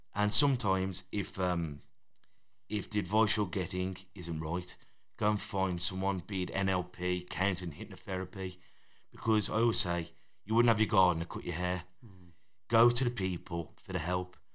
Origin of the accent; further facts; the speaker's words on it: Black Country, West Midlands, United Kingdom; accent: Black Country; we've kept close to our, our own dialect